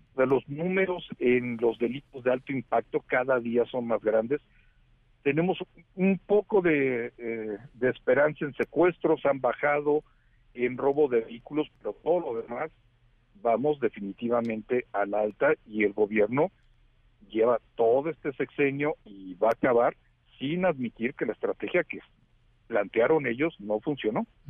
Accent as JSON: {"language": "Spanish", "country": "Mexico"}